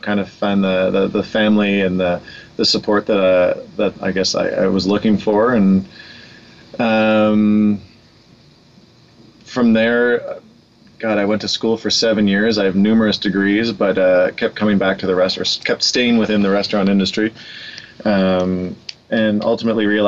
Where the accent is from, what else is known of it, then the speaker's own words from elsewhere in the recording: Vancouver, British Columbia, Canada; Born and raised in Vancouver.